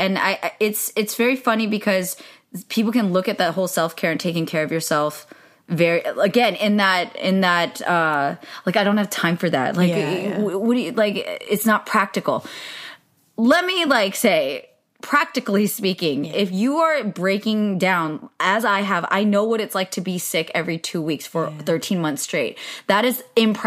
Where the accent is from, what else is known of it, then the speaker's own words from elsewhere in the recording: Bay Area, California, United States; now in Los Angeles, United States; I grew up in the Bay Area, so I feel like I grew up judging SoCal a lot